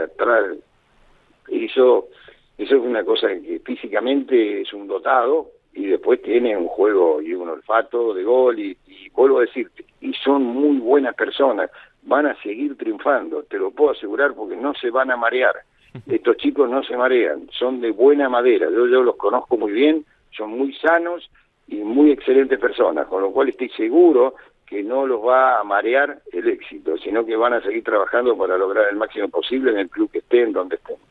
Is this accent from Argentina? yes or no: yes; Argentina; como argentino